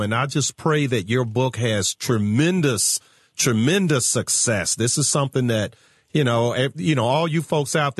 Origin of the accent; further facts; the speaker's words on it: Virginia, United States; my home state of Virginia